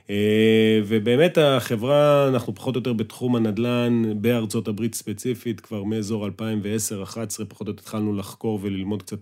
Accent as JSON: {"language": "Hebrew", "region": "Northern District", "country": "Israel", "tie": "born or raised there", "said": "שאנחנו חברי ילדות מגיל אה, שלוש, מרמת הגולן. אשכרה. היינו בגן ביחד, כן, וגדלנו ביחד"}